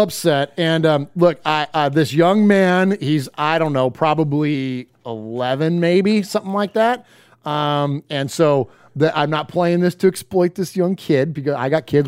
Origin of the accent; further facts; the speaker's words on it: San Jose, California, United States; growing up in San Jose and, and being a fan of San Jose State